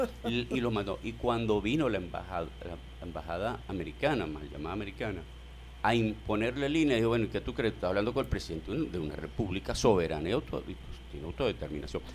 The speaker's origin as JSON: {"language": "Spanish", "country": "Venezuela", "said": "nosotros somos venezolanos y somos venezolanas"}